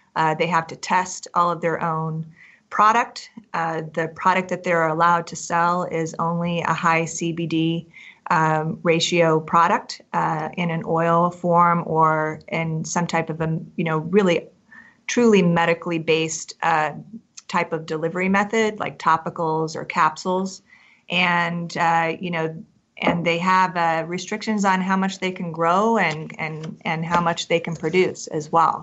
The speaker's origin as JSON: {"language": "English", "region": "Kansas", "country": "United States", "moved": "yes", "lives_now": "Colorado, United States", "said": "I'm originally from Kansas"}